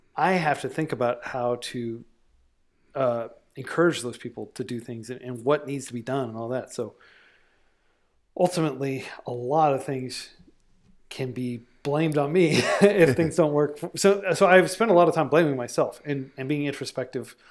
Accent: United States; being an American in twenty twenty

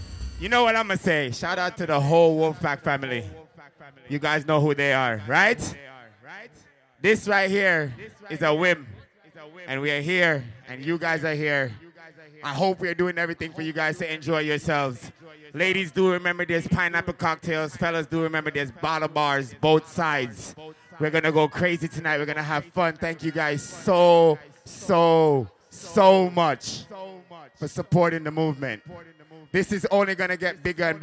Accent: Jamaica; I'm Jamaican

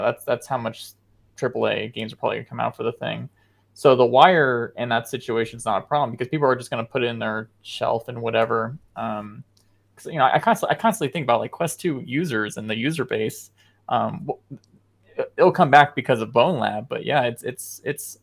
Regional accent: United States; I am an American

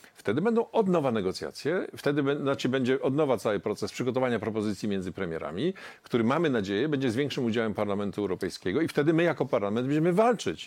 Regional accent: Silesian Voivodeship, Poland; Ja jestem ze Śląska

